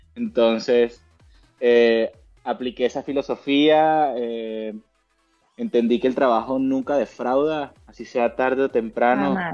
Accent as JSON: {"language": "Spanish", "country": "Venezuela", "tie": "born or raised there", "moved": "as an adult", "lives_now": "Spain", "said": "yo nací en Venezuela y Venezuela es un país que dentro de eh, la escalada deportiva se ha especializado eh, ahora no tanto, pero en su momento se especializó mucho en la velocidad y eso pues captó mi atención y me formé como mm, atleta, como velocista en Venezuela"}